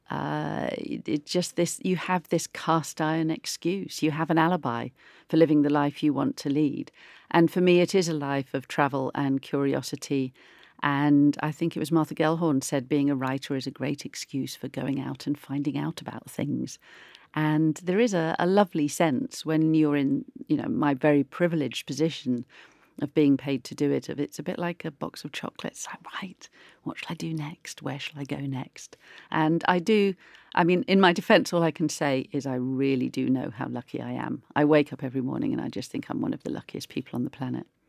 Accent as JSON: {"language": "English", "town": "Oakham", "region": "East Midlands", "country": "United Kingdom", "tie": "born or raised there", "also_born_or_lived": "Melton Mowbray", "said": "I grew up in Oakham"}